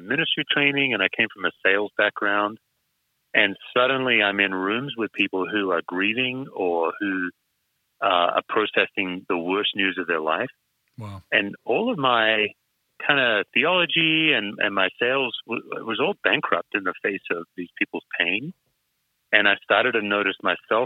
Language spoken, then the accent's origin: English; Western Australia, Australia; I'm an Aussie, West Australian